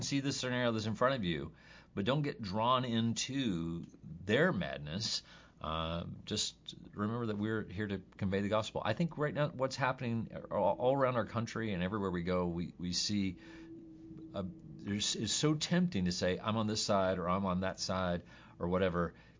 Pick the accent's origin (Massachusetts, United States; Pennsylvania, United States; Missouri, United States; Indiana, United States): Missouri, United States; Jackson; Like, we're all from Jackson.